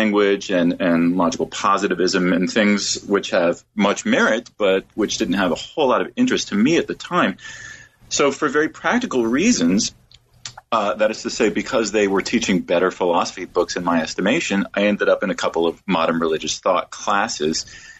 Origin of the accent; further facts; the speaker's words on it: Washington, District of Columbia, United States; I was born and raised in Washington, D.C., in a religious family, but did not grow up feeling especially religious myself.